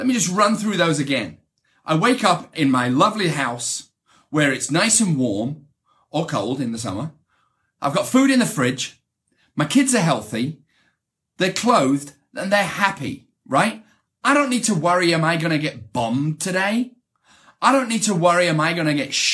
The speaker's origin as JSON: {"language": "English", "region": "the north of England", "country": "United Kingdom", "tie": "born or raised there", "accent": "British", "moved": "as an adult", "lives_now": "United States", "said": "growing up in England, and I grew up in Northern England, which is kind of a tough area to grow up"}